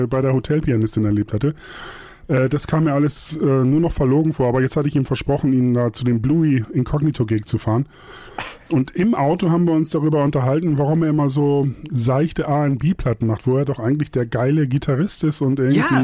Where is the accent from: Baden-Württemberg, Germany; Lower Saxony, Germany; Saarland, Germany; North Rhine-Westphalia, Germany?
Lower Saxony, Germany; Buxtehude; moved away as an adult; also born or lived in Hamburg; now in Munich, Germany; Buxtehude komme ich her, ist auch meine Heimat